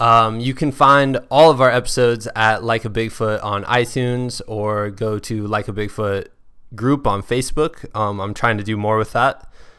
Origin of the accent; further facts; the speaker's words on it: Muscatine, Iowa, United States; She is the only other ultra runner I know from my hometown of Muscatine, Iowa.